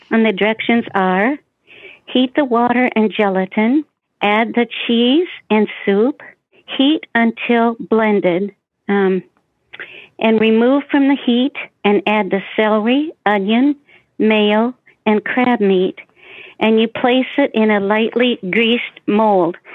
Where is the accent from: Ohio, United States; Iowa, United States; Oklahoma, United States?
Iowa, United States; Des Moines; I'd like to wish everybody a Merry Christmas, and I'm from Des Moines, Iowa